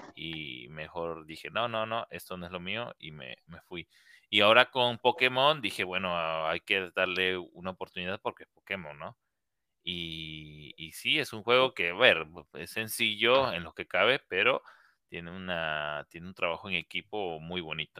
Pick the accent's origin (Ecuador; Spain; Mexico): Mexico; todos somos mexicanos